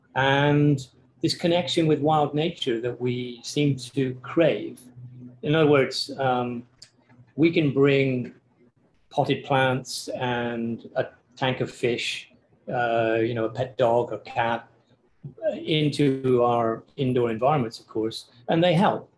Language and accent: English; Cornwall, South West England, United Kingdom; moved away; theoretically, in the southwest of England, uh, so the little peninsula that juts out into the Pacific below Wales, a place called Cornwall.